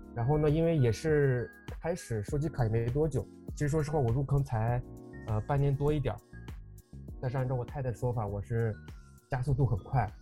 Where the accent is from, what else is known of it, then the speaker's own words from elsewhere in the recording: Inner Mongolia, China; 我来自内蒙古